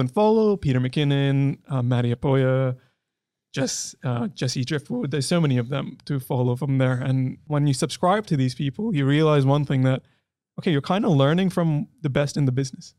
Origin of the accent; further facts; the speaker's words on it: Delhi, India; moved away as an adult; I'm from India. Uh, I was born in Delhi